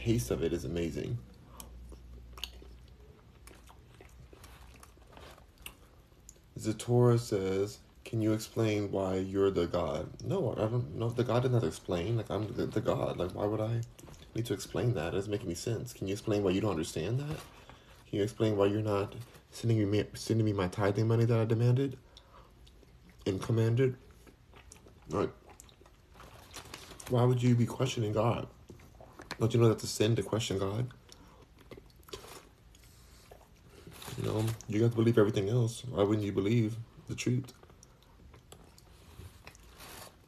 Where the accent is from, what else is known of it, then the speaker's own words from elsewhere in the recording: United States; now in Houston, United States; I'm American